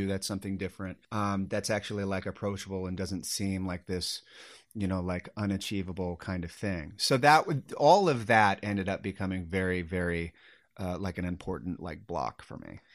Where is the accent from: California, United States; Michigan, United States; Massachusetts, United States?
California, United States; Sacramento; I grew up in Sacramento